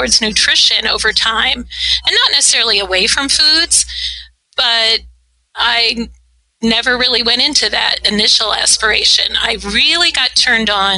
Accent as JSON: {"language": "English", "town": "Ithaca", "region": "New York", "country": "United States", "tie": "born or raised there", "moved": "as an adult", "said": "I grew up in Ithaca, New York"}